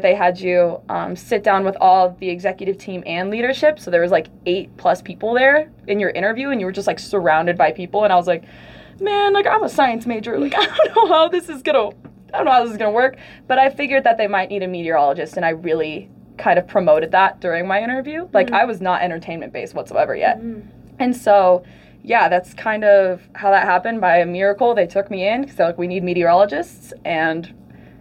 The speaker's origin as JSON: {"language": "English", "town": "Aurora", "region": "Colorado", "country": "United States", "said": "I'm from Aurora, Colorado"}